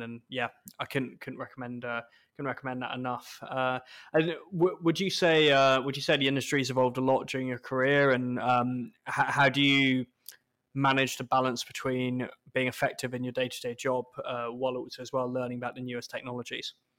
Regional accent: United Kingdom; we're British

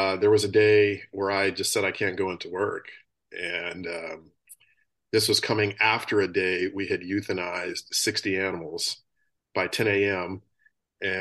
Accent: New Mexico, United States; moved away as an adult; also born or lived in Colorado; now in San Diego, United States; I grew up in New Mexico, which is a couple states over

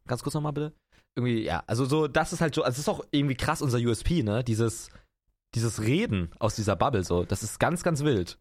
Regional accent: Potsdam, Brandenburg, Germany; ich komme aus Potsdam. Das ist in Brandenburg, das ist eine äh, geile Gegend. Ähm, da bin ich aufgewachsen

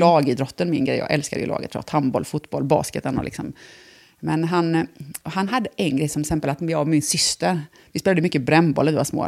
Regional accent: Bankeryd, Jönköping County, Sweden; moved away as an adult; also born or lived in Vietnam; now in Älmhult, Sweden; jag är då född i Jönköping. Sen eh, väldigt tidigt, alltså när jag var liten, liten, så jag känner ju mer att jag, flyttade till Bankryd, som är en villaförort till mm. Jönköping. Mm. Mm. Och det är där jag egentligen är uppvuxen.

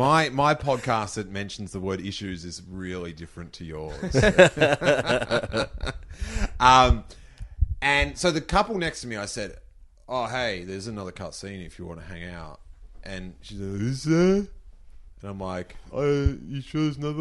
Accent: Melbourne, Victoria, Australia; So I'm from Melbourne

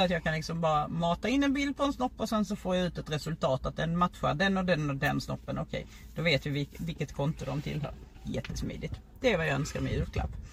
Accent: Lund, Skåne, Sweden; Jag är ju från Lund

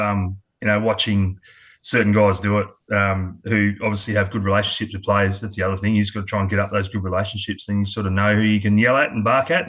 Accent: Adelaide, South Australia, Australia; also born or lived in Sydney; now in Queensland, Australia; I was born in Sydney, but moved over to Adelaide when I was quite young, about three and a half.

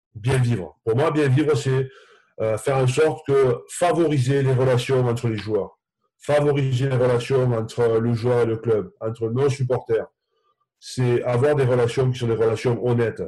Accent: Occitania, France; now in Bordeaux, France; chez moi dans le Minervois viticole

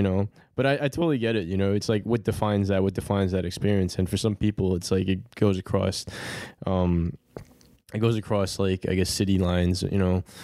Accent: New York City, New York, United States; I'm a, I'm a born and bred New Yorker

